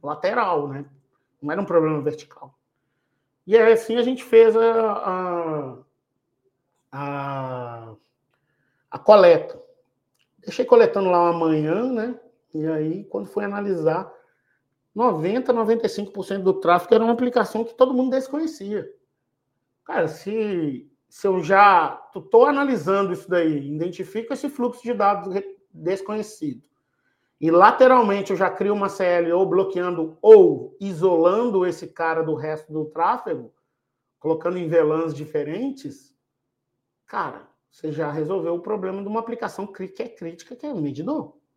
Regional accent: Minas Gerais, Brazil; now in Jundiaí, Brazil; eu sou de Minas, mas eu moro em Jundiaí

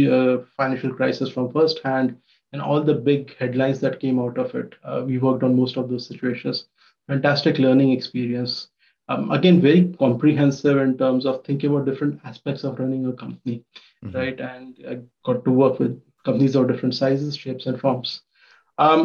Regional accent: Ujjain, Madhya Pradesh, India; moved away as an adult; also born or lived in Mumbai, India; now in United States; So I come from Ujjain, Madhya Pradesh in India, a small town

